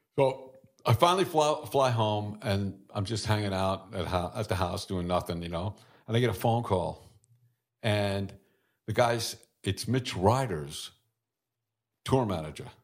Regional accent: New York City, New York, United States; I was born in Brooklyn

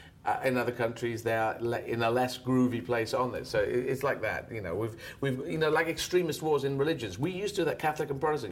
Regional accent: Yemen; born there; I'm going to learn Arabic, because I was born in Yemen, so I'm going to learn Arabic.

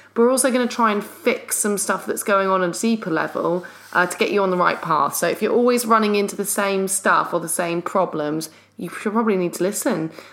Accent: London, United Kingdom; we're from London

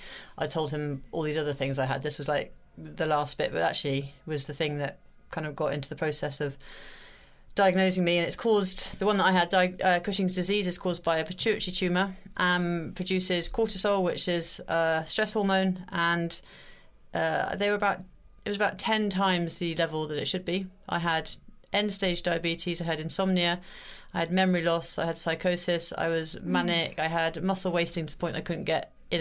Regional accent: Hereford, West Midlands, United Kingdom; I'm from Hereford

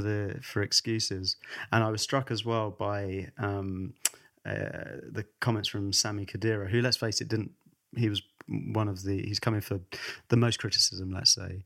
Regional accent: England, United Kingdom; We're both English

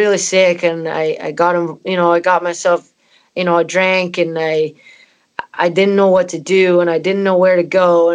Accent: Canada; moved away; also born or lived in Scotland; my parents are Scottish and I'm from Canada

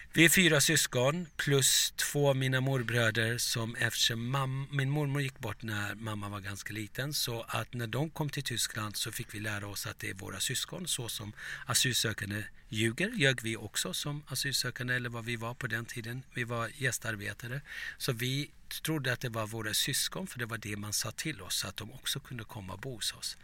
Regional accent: Turkey; now in Sweden; som liten i Turkiet

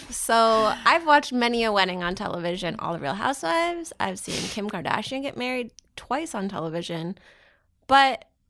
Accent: Southern Ontario, Canada; growing up in Southern Ontario and, you know, in Canada

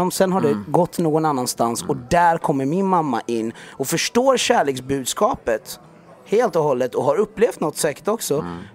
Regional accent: Jönköping, Jönköping County, Sweden; jag växte upp i Jönköping. Eh, eh, först i en del som heter Öxnehaga som var lite mer, det, man kan säga mer segrega- segregationen där liksom.

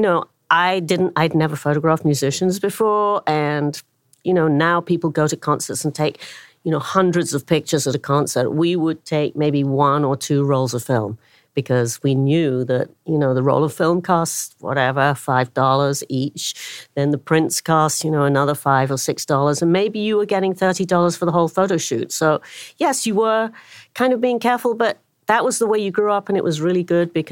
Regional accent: London, United Kingdom; moved away as an adult; now in New York City, United States; I'm born and bred in London

